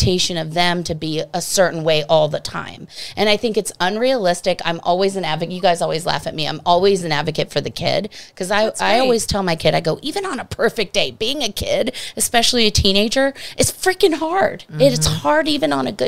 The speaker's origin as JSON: {"language": "English", "region": "East Coast", "country": "United States", "moved": "yes", "said": "I'm from the East Coast"}